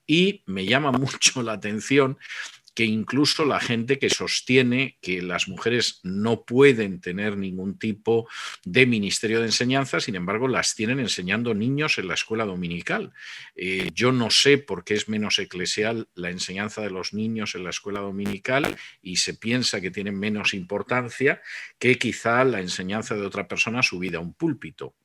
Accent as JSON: {"language": "Spanish", "country": "Spain", "moved": "yes", "said": "mi país de origen, que, que es España"}